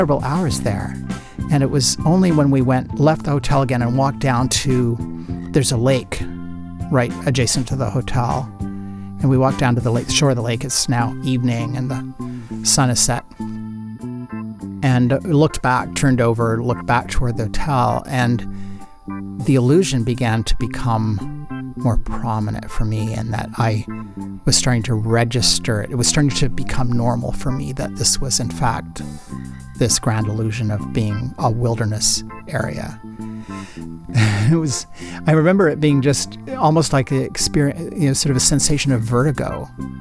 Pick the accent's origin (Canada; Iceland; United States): Canada; being Canadian